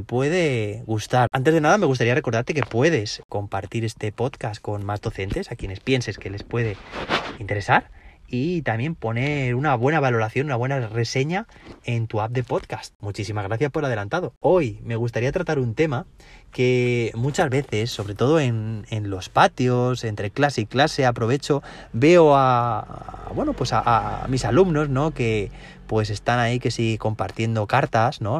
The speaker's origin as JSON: {"language": "Spanish", "region": "Valencian Community", "country": "Spain", "said": "Aquí, de donde yo soy, donde yo trabajo, en la comunidad valenciana"}